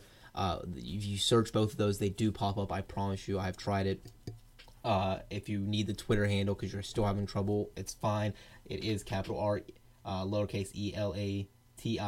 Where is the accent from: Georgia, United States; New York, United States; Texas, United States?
Georgia, United States; my home state of Georgia